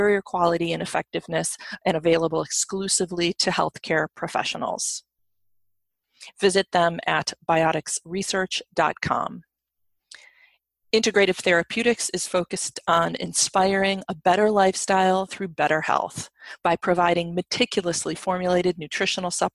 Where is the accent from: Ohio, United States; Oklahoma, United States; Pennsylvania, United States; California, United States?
Ohio, United States; Cleveland; now in Connecticut, United States; my hometown, Cleveland, Ohio.